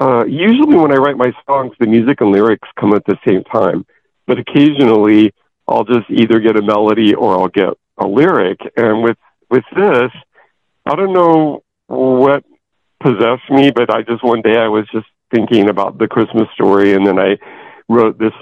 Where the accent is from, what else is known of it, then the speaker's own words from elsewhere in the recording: Porterville, California, United States; my hometown of Porterville